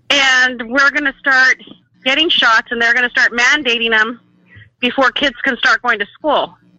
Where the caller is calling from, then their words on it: San Jose, California, United States; I'm calling from San Jose, California.